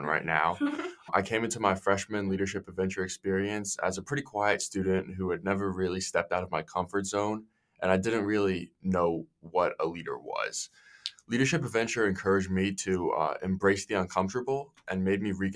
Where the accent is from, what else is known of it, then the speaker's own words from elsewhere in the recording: Spotsylvania, Virginia, United States; I'm a junior from Spotsylvania, Virginia